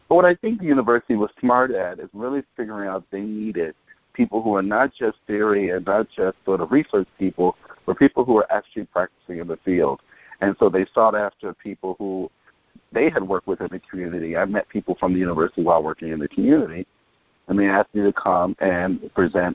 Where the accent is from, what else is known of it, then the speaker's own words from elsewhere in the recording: Chicago, Illinois, United States; I was born and raised in Chicago in the housing projects called Alpiel Gardens for the first 17 years of my life